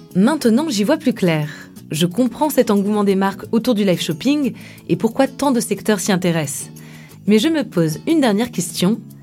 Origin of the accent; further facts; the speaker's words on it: France; Chez nous, en France